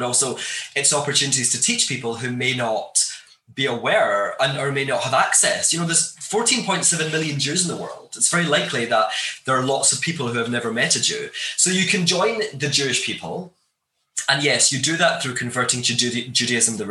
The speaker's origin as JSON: {"language": "English", "town": "Glasgow", "region": "Scotland", "country": "United Kingdom", "tie": "born or raised there", "said": "I grew up in Scotland, in Glasgow, in Scotland"}